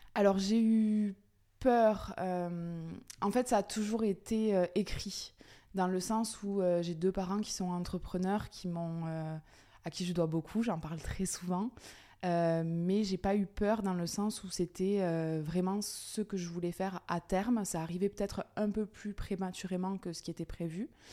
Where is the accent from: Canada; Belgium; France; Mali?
France; Aveyron, Occitania; moved away as an adult; now in Toulouse, France; je suis native de l'Aveyron où j'ai eu donc mon cursus scolaire classique